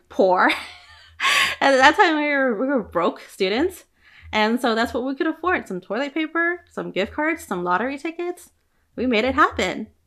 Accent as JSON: {"language": "English", "town": "Oakland", "region": "California", "country": "United States", "tie": "born or raised there", "said": "I grew up by Chinatown in Oakland"}